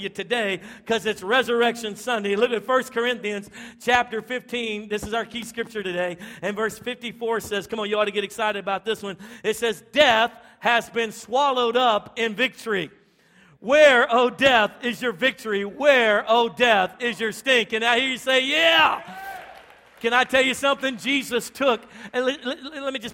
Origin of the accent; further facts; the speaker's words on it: Louisiana, United States; now in Texas, United States; my wife and I, we were born and raised in Louisiana